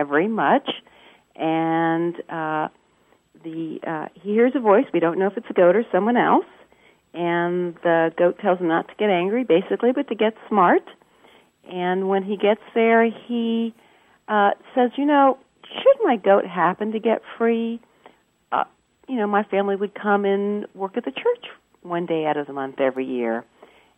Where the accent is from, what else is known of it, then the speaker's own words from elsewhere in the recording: Charlottesville, Virginia, United States; I'm from Charlottesville, Virginia